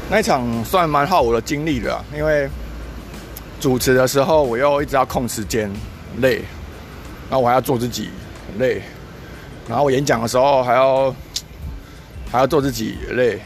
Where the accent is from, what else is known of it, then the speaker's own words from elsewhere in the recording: Kaohsiung, Taiwan; 我自己也是高雄人